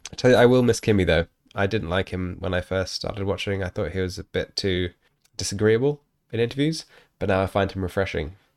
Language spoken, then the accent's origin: English; New Zealand; as a New Zealander